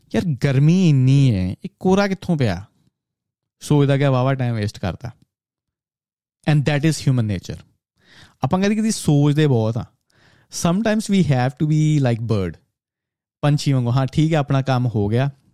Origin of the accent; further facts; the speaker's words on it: Punjab, India; moved away; ਸ਼ਰਾਬ ਪੀ ਕੇ ਗਾਲਾਂ ਕੱਢਣਾ ਮੇਰੇ ਪਿੰਡ ਦੇ ਵਿੱਚ ਬੜਾ ਨਾਰਮਲ ਸੀ